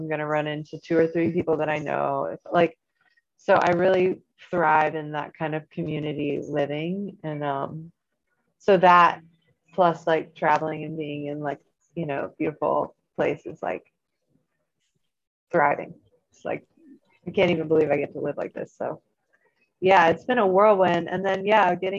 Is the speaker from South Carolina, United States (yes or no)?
yes; South Carolina, United States; moved away as an adult; I grew up by the beach. I grew up in South Carolina.